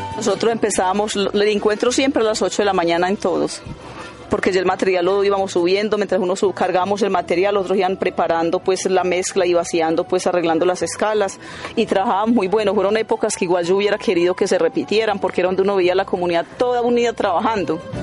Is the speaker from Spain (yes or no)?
no; Santa Fe de Antioquia, Antioquia, Colombia; moved away as an adult; now in Medellín, Colombia; Yo llegué de Santa Fe de Antioquia, de una vereda llamada La Tolda, igual vengo del campo